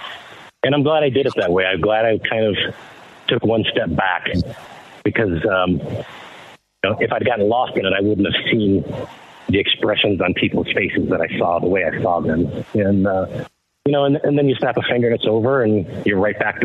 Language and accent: English; Detroit, Michigan, United States; moved away; growing up in Detroit